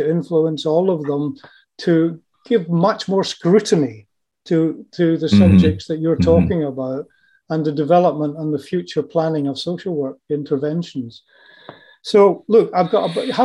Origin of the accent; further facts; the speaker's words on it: Scotland, United Kingdom; moved away; my home country of Scotland